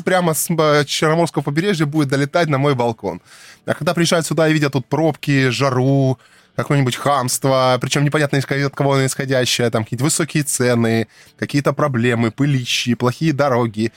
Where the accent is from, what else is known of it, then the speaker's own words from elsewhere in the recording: Krasnodar Krai, Russia; я тут коренной